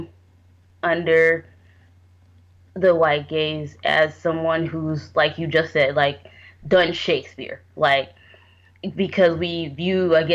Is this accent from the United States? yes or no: yes; United States; because I am Nigerian, but I was, like, born here specifically